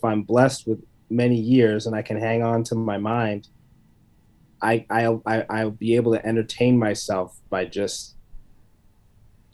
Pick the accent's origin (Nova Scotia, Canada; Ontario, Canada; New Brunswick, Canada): Ontario, Canada; London; also born or lived in Vancouver; now in Toronto, Canada; I grew up in London.